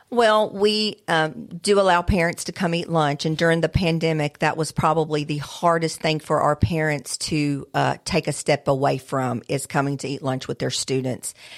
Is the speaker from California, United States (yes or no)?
no; Alabama, United States; moved away; I am from Alabama